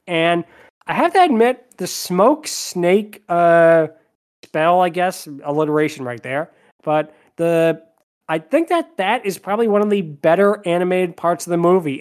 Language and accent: English; Spain; I'm from Spain.